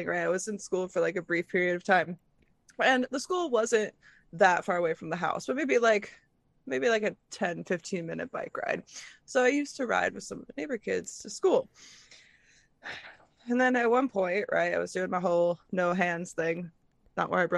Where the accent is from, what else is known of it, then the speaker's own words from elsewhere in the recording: Midwest, United States; growing up in the Midwest